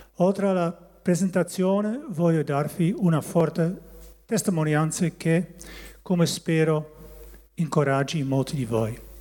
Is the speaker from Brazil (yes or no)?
no; Barsingerhorn, North Holland, Netherlands; Italian is a second language; also born or lived in Haren, Netherlands; now in Italy; E quando io e mia sorella avevamo pochi anni siamo tornati nel loro paese di origine. E lì sono cresciuto nel paesino di Barsingerhorn.